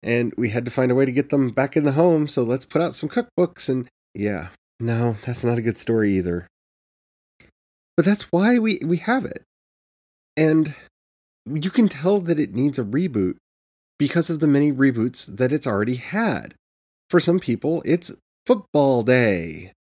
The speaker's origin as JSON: {"language": "English", "country": "United States", "said": "Because I'm American"}